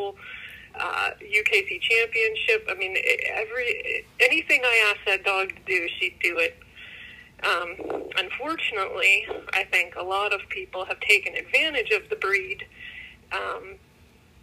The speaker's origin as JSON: {"language": "English", "town": "Pittsburgh", "region": "Pennsylvania", "country": "United States", "said": "I'm from Pittsburgh, PA. Grew up with dogs all my life."}